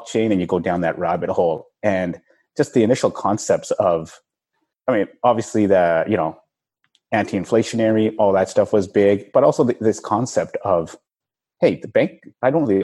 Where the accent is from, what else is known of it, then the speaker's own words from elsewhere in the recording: Vancouver, British Columbia, Canada; moved away; I'm from Vancouver originally